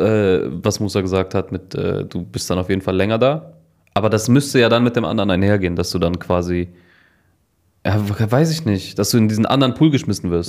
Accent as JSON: {"language": "German", "town": "Cologne", "region": "North Rhine-Westphalia", "country": "Germany", "said": "bei uns in Kölle"}